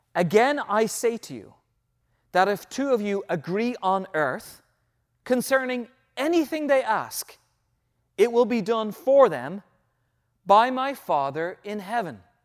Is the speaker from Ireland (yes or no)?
yes; Ireland; moved away; back in my home country, when I was probably in my middle teenage years